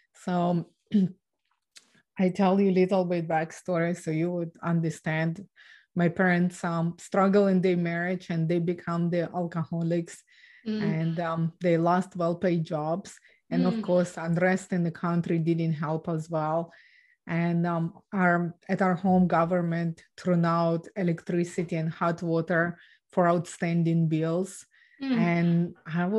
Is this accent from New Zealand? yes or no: no; Ukraine; now in Canada; So I was born and raised in Ukraine